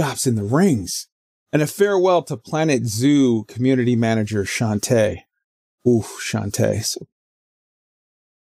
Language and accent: English; United States; I'm half Mexican, half Swedish. I'm just American